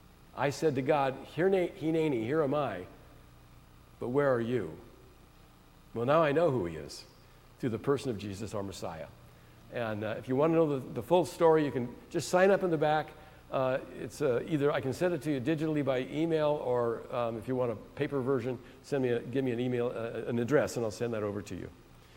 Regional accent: San Francisco Bay Area, California, United States; I'm from the San Francisco Bay Area. My parents, though, however, my father's family came from Belarus. My great-grandfather was murdered because he was a Jew.

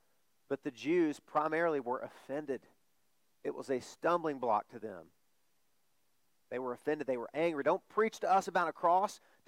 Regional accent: the Bible Belt, United States; born there; I was born in the Bible Belt. I know the Bible stories.

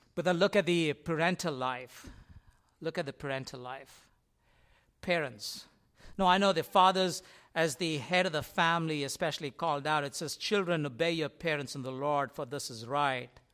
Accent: India; moved away; I grew up in India, and in India, as you walk in our complex where we used to live

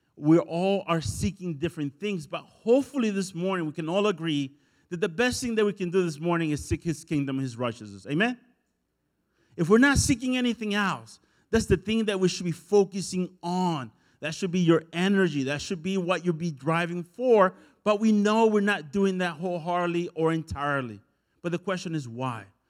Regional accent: El Salvador; moved away; I'm from El Salvador

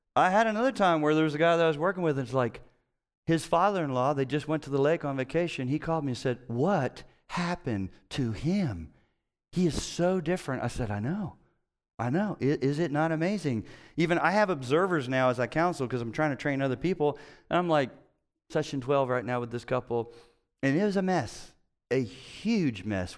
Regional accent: Cincinnati, Ohio, United States; I'm from Cincinnati

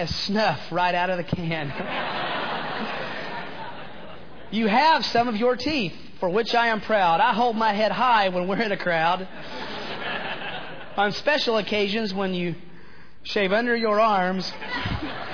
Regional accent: Chattanooga, Tennessee, United States; moved away; I am from Chattanooga, Tennessee. I am a hick

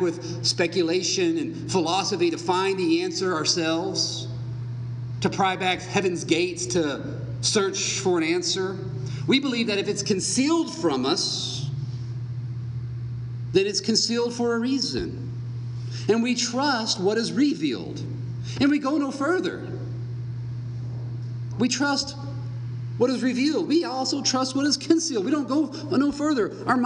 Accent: United States; we are Americans.

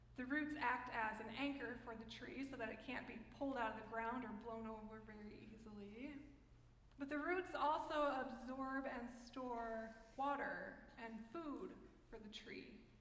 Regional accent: United States; I'm American

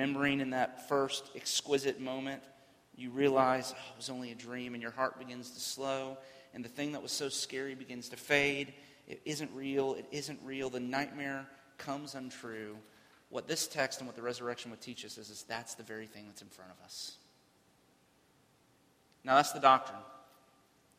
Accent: Central Florida, United States; I grew up in Central Florida

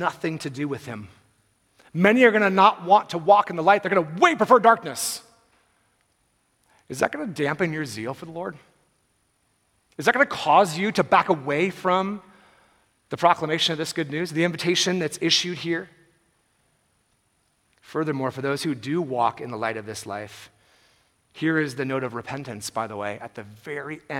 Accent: Bay Area, California, United States; I'm from the Bay Area

